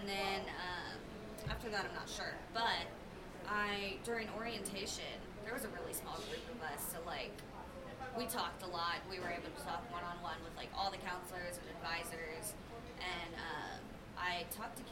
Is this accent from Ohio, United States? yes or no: yes; Ohio, United States; moved away as an adult; also born or lived in Kentucky; now in Colorado, United States; I'm from Ohio.